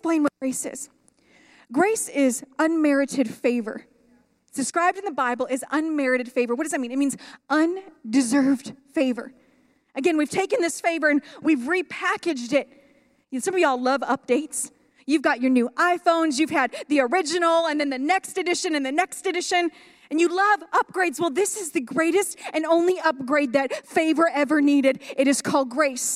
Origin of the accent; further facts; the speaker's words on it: Sunrise Mountain, Nevada, United States; I am from Sunrise Mountain, raised on Sunrise Mountain